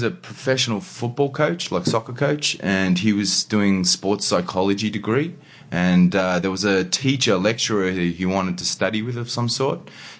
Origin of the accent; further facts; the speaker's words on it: Sydney, New South Wales, Australia; also born or lived in Thunder Bay, Ontario, Canada; Yeah, Sydney's been home for me for pretty much all my life, actually. Yeah. I was born in Canada